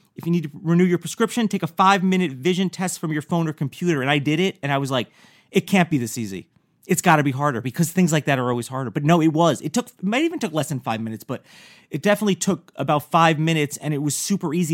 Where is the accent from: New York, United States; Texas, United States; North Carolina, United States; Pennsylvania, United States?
New York, United States; also born or lived in New Jersey; was born in Jersey, I grew up in New York.